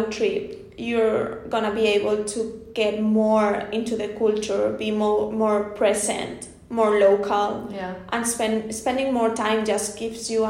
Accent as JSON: {"language": "English", "country": "Spain", "tie": "born or raised there", "said": "growing up in Spain"}